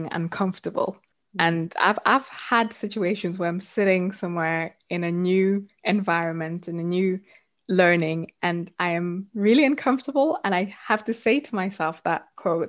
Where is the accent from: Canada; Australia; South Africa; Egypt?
South Africa; now in United Kingdom; I grew up in South Africa and then moved to the UK